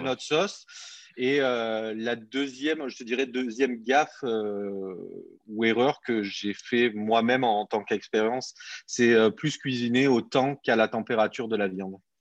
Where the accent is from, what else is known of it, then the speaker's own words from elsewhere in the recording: Montpellier, Occitania, France; moved away as an adult; now in Quebec, Canada; je suis parti de France, je viens de, Montpellier, dans le sud de la France.